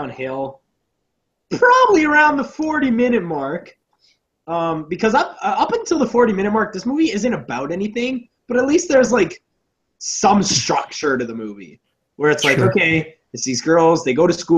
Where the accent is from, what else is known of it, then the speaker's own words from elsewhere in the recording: Canada; We're Canadian people